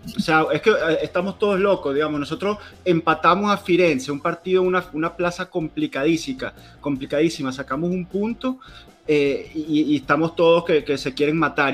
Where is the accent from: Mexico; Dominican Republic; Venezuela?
Venezuela; nosotros venimos de Venezuela